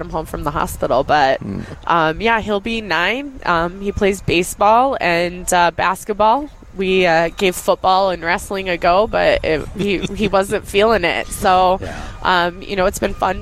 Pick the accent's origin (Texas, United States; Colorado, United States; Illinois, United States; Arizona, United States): Colorado, United States; moved away as an adult; now in Minnesota, United States; I grew up in Colorado and just had a turbulent childhood, and just through career changes ended up in Minnesota